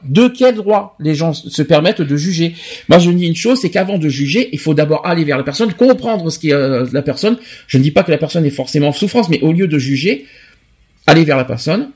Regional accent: France; also born or lived in Bordeaux; chez nous en France

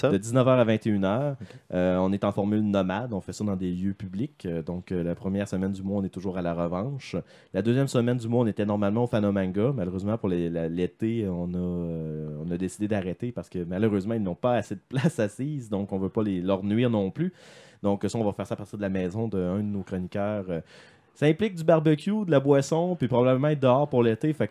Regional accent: Lévis, Quebec, Canada; parce que moi, je suis de Lévis.

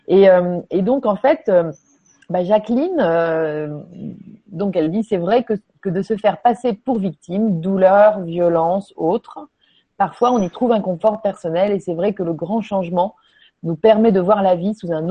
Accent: Quebec, Canada; Peut-être parce que je suis du Québec que je connais pas.

